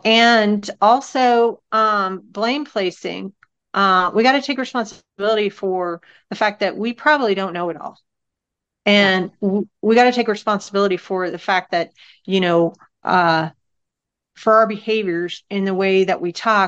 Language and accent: English; Northern California, United States; I was brought up in Northern California as a little hippie baby